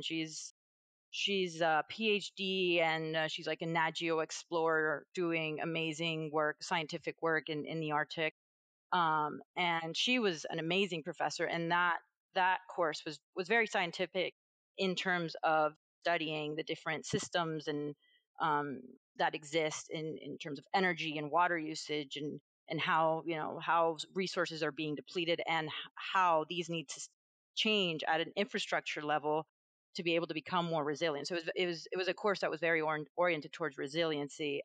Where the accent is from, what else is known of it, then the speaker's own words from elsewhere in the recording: Venezuela; moved away; I'm from Venezuela originally.